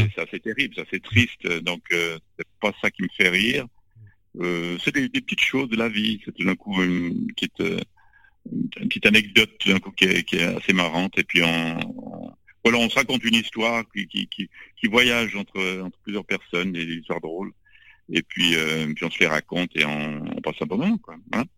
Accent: Lausanne, Vaud, Switzerland; J'ai grandi à Lausanne, en Suisse

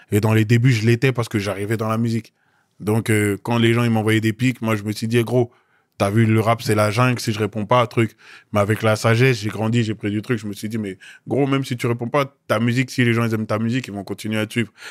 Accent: Côte d’Ivoire; Non, les gars, je suis Ivoirien.

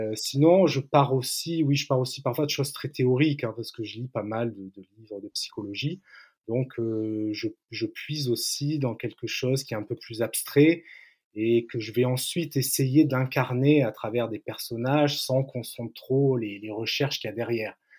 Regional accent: Antibes, Provence-Alpes-Côte d'Azur, France; ma ville natale, en Antibes, sur la côte d'Azur

